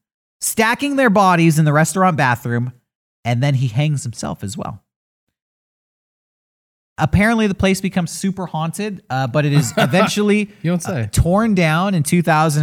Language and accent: English; San Diego, California, United States; growing up in San Diego